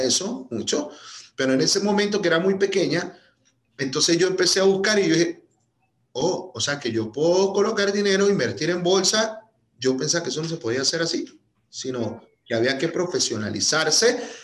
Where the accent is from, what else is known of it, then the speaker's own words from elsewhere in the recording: Venezuela; moved away as an adult; now in United States; Yo, yo, yo vengo de Venezuela, este, emigré hace, ya cumplo en septiembre seis años